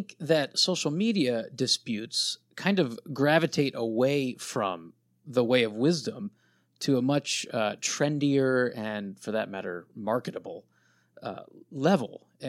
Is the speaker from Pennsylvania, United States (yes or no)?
yes; Pennsylvania, United States; I grew up in Pennsylvania, right outside of Lancaster County, so we had lots of Amish.